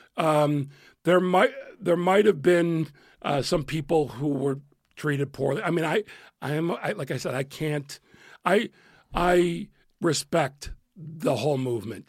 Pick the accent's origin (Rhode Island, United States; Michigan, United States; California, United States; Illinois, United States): Illinois, United States; Chicago; moved away as an adult; also born or lived in New York / Los Angeles; I was from Chicago